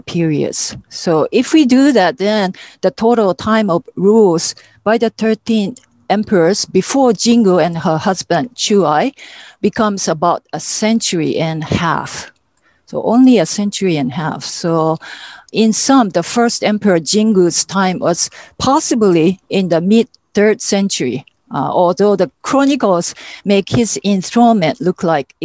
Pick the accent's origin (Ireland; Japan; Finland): Japan; moved away as an adult; also born or lived in Hawaii; Growing up in Japan